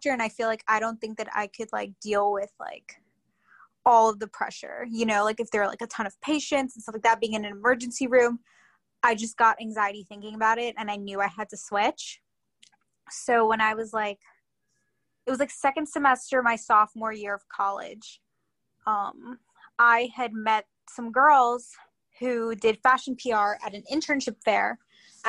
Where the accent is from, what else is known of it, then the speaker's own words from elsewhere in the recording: Long Island, New York, United States; also born or lived in Queens, New York / North Carolina; I was born in Queens and grew up on Long Island